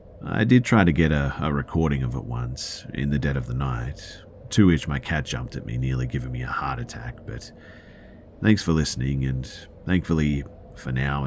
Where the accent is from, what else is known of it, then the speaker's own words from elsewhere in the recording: Australia; So I'm from Australia, and when I was 8 years old, my family lived in a house off the Pacific Highway.